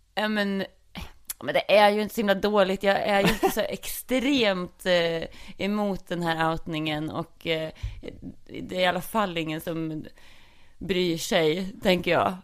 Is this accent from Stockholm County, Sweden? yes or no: no; Norrköping, Östergötland, Sweden; accent: Östgötska; då växte jag ju upp i Ektorp eh, som ligger i Norrköping.